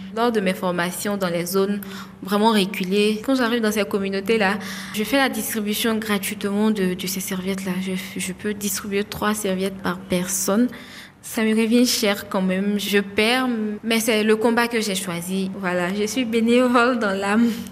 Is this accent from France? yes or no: no; Divo, Lôh-Djiboua, Côte d’Ivoire; also born or lived in Abidjan; J'ai grandi à Adivo, à l'ouest de, de la Côte d'Ivoire